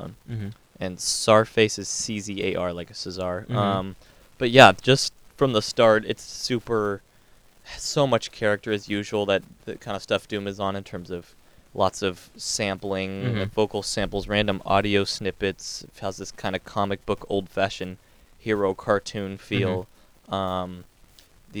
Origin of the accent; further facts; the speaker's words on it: Portland, Oregon, United States; We're from the Portland area